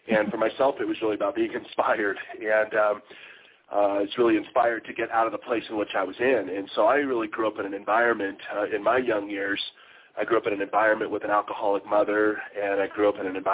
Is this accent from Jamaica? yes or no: no; Sacramento, California, United States; also born or lived in San Francisco Bay Area, California; I was born and raised in Sacramento, California, and went to high school out there